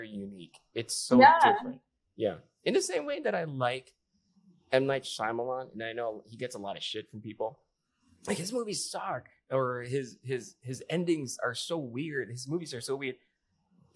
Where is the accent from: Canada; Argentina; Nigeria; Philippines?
Philippines; now in United States; I grew up in the Philippines